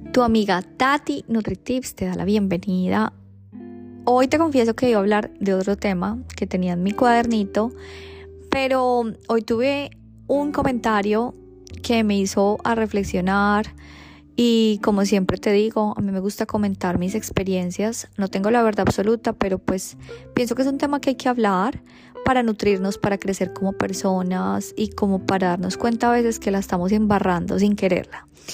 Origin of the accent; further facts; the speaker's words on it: Colombia; moved away as an adult; now in Australia; nací en Colombia porque me tocó nacer o porque lo escogí